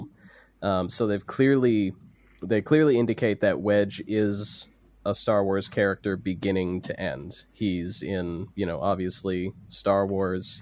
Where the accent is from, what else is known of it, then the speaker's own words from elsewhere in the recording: United States; I'm the American